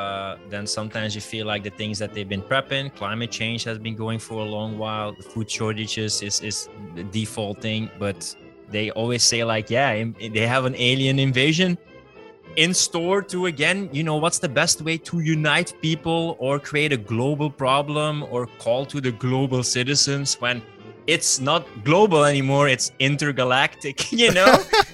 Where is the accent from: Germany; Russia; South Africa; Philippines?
Russia; Like, dude, I'm just from Russia playing tennis.